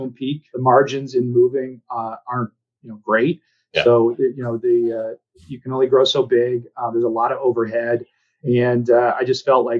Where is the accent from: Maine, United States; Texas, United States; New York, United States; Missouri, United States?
Maine, United States; Northern; moved away as an adult; also born or lived in Boston area; now in Boston, United States; I grew up in Northern Maine. So about six hour drive from Boston